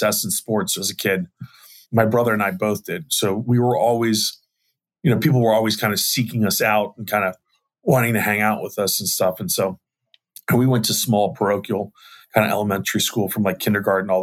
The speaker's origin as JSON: {"language": "English", "town": "Arlington", "region": "Virginia", "country": "United States", "tie": "born or raised there", "said": "I was born and raised in Arlington, Virginia"}